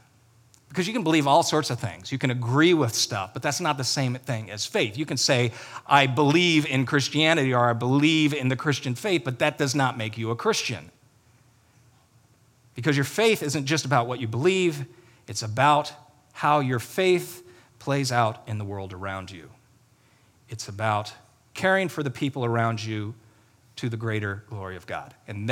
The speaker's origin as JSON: {"language": "English", "country": "Ireland", "said": "And I know that's how you say it because I'm Irish."}